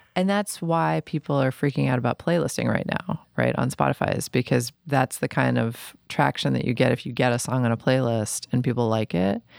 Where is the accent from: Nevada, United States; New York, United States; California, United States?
New York, United States; New York City; I'm from New York City, and I feel like, you know, when I was in bands in the late nineties in New York